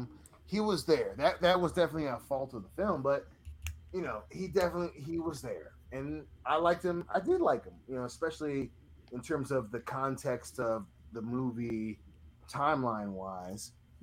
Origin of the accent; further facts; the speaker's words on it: Michigan, United States; So I'm from Michigan, and it's Michigan.